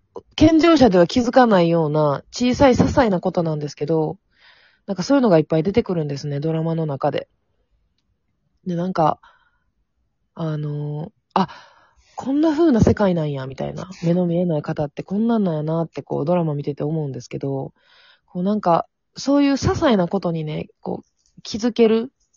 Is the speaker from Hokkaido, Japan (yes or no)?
no; Amagasaki, Hyogo, Japan; 地元が阪神天崎